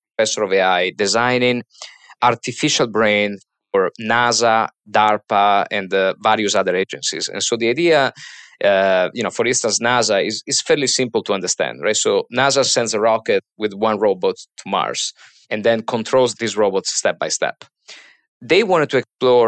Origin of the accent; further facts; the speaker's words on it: Trieste, Friuli-Venezia Giulia, Italy; moved away as an adult; now in Boston, United States; So I'm originally from a small city, a harbor at the most top part of the Mediterranean called Trieste, which is, say, 100 miles away from Venice. And so I grew up there